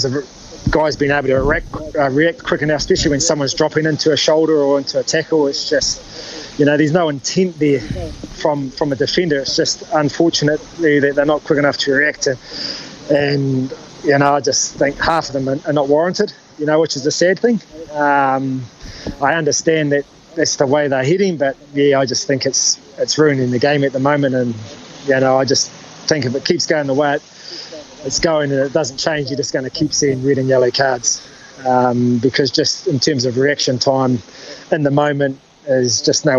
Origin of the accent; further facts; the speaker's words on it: New Zealand; moved away; also born or lived in Auckland; growing up in Hotafanua